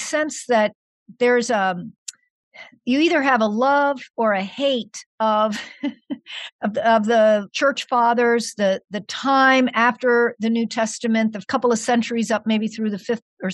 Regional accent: central Pennsylvania, United States; moved away as an adult; also born or lived in Pittsburgh, Pennsylvania / Wheaton, Illinois; now in Chicago area, United States; But I grew up in Pennsylvania, more in the central part of Pennsylvania.

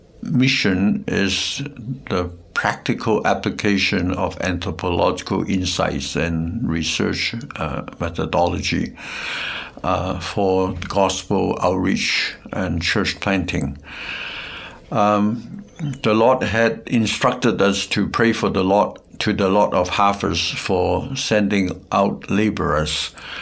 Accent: Hong Kong; also born or lived in South China; I was born in South China and grew up in Hong Kong.

